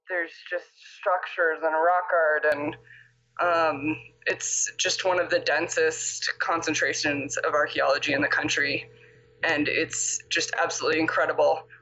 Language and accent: English; Tucson, Arizona, United States; now in Cortez, United States; So I am originally from Tucson.